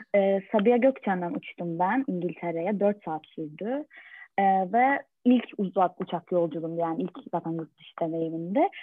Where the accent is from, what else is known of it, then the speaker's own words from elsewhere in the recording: Turkey; Türk kültüründen de geldiğimiz için